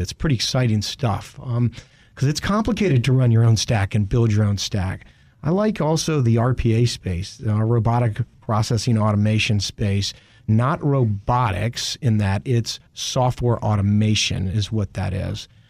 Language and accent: English; Richmond, Virginia, United States; I grew up in Richmond